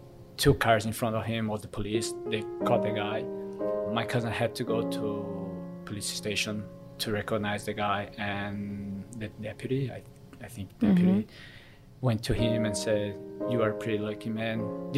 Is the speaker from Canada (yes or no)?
no; São Paulo, Brazil; first language Korean; English is a second language; moved away as an adult; now in Gold Coast, Australia; I'm from Brazil, from São Paulo, more precisely a massive city. Probably the financial capital of Brazil.